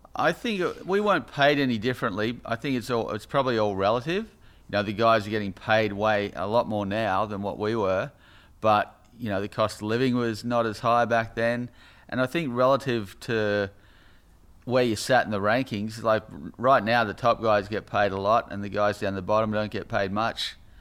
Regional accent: Sydney, New South Wales, Australia; our North Narrabeen culture.

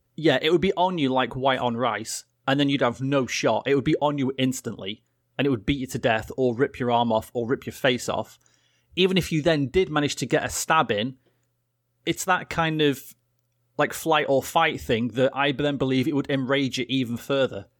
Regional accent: England, United Kingdom; I'm English

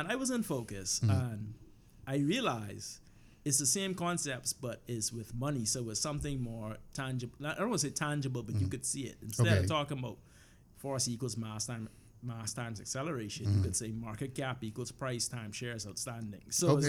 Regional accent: Nassau, New Providence, Bahamas; I was born and raised in Nassau, Bahamas.

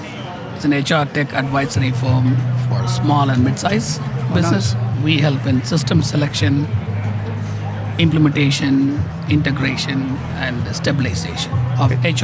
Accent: Chennai, Tamil Nadu, India; moved away as an adult; also born or lived in Oman; now in Irvine, United States; I come from India. I worked in Oman for a couple of years before coming to the States.

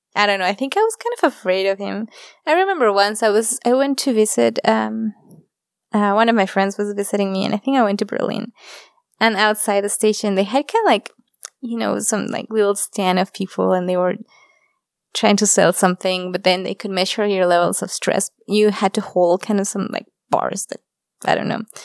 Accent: Mexico; moved away as an adult; also born or lived in Japan / Germany; I'm come from Mexico, and Mexico, like, families are really close to each other.

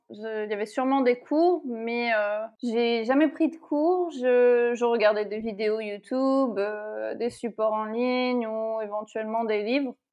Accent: France; moved away as an adult; now in United Arab Emirates; ça fait huit ans donc euh, je suis partie de France.

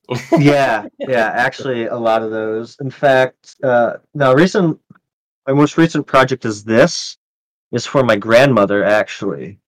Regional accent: Chicago, Illinois, United States; I'm from Chicago. I was in Cook County

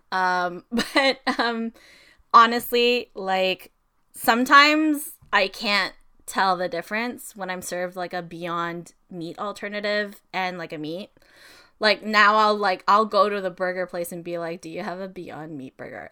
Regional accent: Philippines; also born or lived in Toronto area, Canada; now in Toronto, Canada; we do a lot of Filipino weddings, obviously, 'cause we're Filipino

